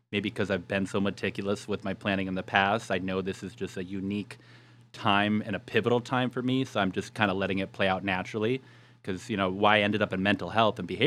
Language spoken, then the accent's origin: English; Yuma, Arizona, United States; So I moved back to my hometown, and the funny thing is, I had my heart set on renal dietetics.